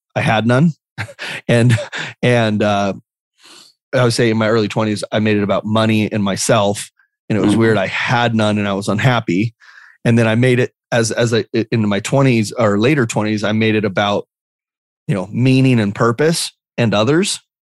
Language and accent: English; Lake Havasu City, Arizona, United States; also born or lived in Phoenix, Arizona; I moved to a small town when I was three um, called Lake Havasu City, Arizona. And so Lake Havasu City is this small little town of 50. Well, now it's got about 55,000 people uh, right on the Colorado River. Um, but the Colorado River kind of gets wide and it, it, looks like a lake. And so, um, just this this small town that I grew up